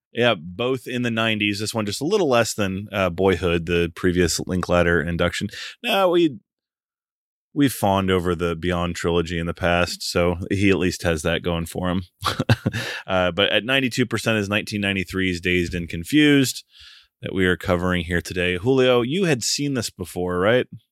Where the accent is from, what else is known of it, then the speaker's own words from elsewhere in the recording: United States; us Americans here, um, being American, me